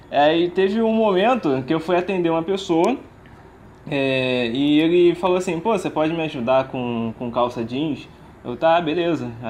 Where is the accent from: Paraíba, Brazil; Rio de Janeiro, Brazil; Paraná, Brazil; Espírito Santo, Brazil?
Rio de Janeiro, Brazil; Eu, sim, eu sou do Rio, eu não, não vim